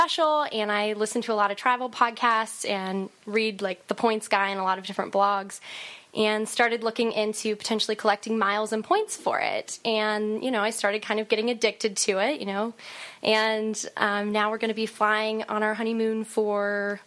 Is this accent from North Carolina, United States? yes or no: no; Kentucky, United States; moved away; I'm from Kentucky, and my family lives in Kentucky